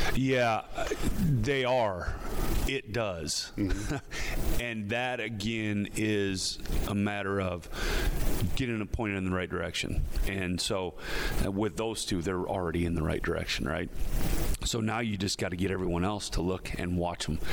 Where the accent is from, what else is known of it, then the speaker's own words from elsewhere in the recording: Midwest, United States; moved away as an adult; now in Philadelphia, United States; we're from the Midwest